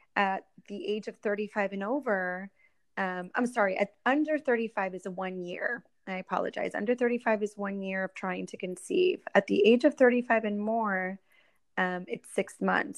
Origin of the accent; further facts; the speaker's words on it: Orlando, Florida, United States; moved away as an adult; also born or lived in Puerto Rico; now in Miami, United States; I am originally from Puerto Rico uh, raised in uh, Orlando, Florida. That's kind of where I spent uh, my childhood and all the way up until college.